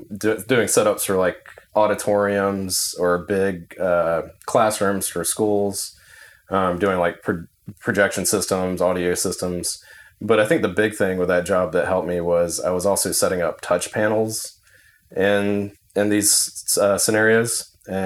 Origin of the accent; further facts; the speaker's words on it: North Carolina, United States; moved away as an adult; I grew up in North Carolina.